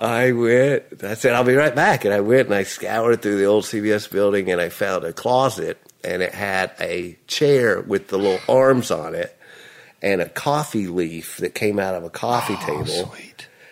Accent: Nashville, Tennessee, United States; I was born in Vanderbilt Hospital, Nashville.

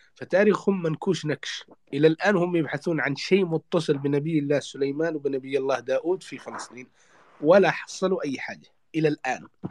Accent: Yemen; عندنا في اليمن

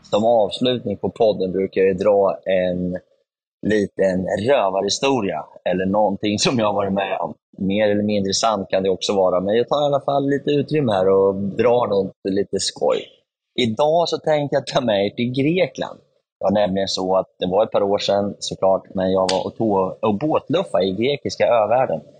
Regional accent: Örebro, Örebro County, Sweden; vi skulle då vara där över eh, julafton och hemma i Örebro så är det så att juldagen är en stor festdag

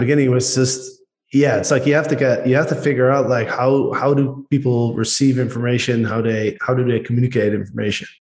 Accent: Netherlands; accent: Dutch; English is a second language; moved away; we as Dutch people, we have a very distinct accent.

